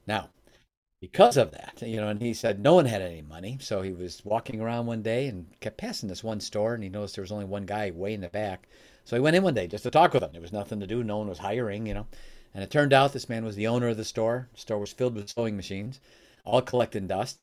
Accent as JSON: {"language": "English", "town": "Chicago", "region": "Illinois", "country": "United States", "tie": "born or raised there", "moved": "yes", "lives_now": "Michigan, United States", "said": "I live in Michigan now. I was born in Chicago"}